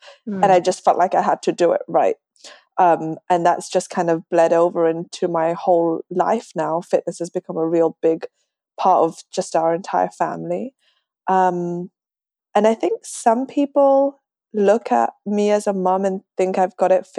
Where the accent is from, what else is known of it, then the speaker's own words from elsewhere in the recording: London, United Kingdom; moved away as an adult; now in Dallas, United States; I moved to Dallas, Texas from London. Slowly losing my accent, so I probably sound like a Texan already. I've been here for 5 years.